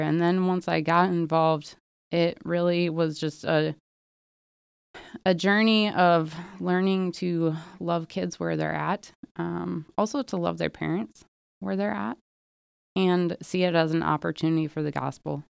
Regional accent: Milwaukee, Wisconsin, United States; moved away; I am originally from the Milwaukee area

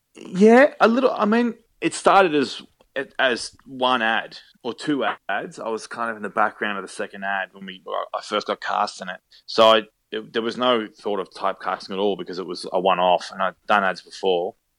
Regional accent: Australia; accent: Australian; I love working in Australia and I love being able to use my own accent.

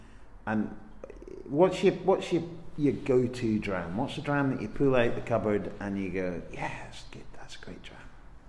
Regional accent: Helensburgh, Scotland, United Kingdom; I'm from Helensburgh

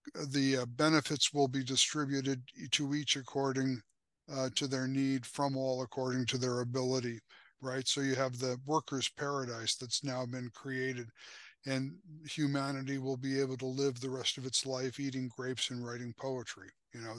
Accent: United States; also born or lived in Slovakia; being an American and an English speaker and also having a Slovak heritage

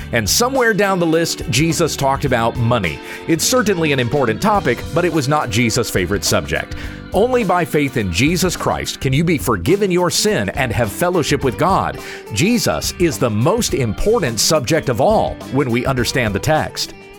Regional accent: South Carolina, United States; I grew up in South Carolina

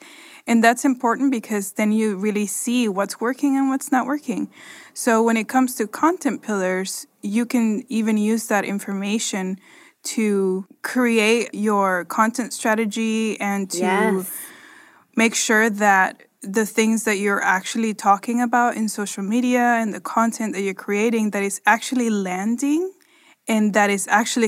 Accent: Nicaragua; But okay, so I grew up in Nicaragua. And when I was growing up, pets to me were not really a thing.

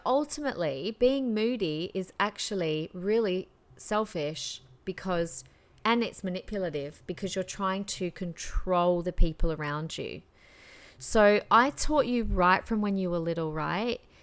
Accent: Adelaide, South Australia, Australia; moved away as an adult; now in Queensland, Australia; growing up in Adelaide

